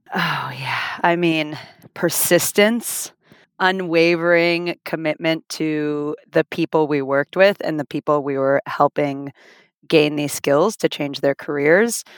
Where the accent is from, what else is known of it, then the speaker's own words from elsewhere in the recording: Finland; also born or lived in Toronto, Canada; now in Miami, United States; I'm originally from Finland